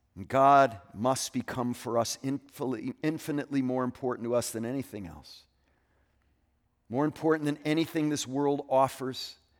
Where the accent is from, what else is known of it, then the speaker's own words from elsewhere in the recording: Connecticut, United States; moved away; my home state of Connecticut